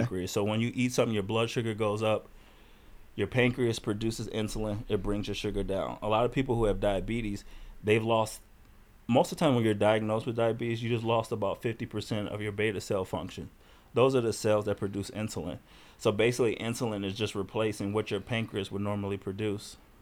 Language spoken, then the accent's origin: English; Chicago, Illinois, United States; I grew up in Chicago.